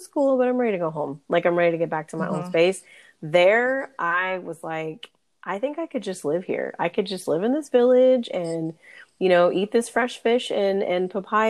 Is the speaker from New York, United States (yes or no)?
no; California, United States; also born or lived in North Carolina / Dallas, Texas; growing up in California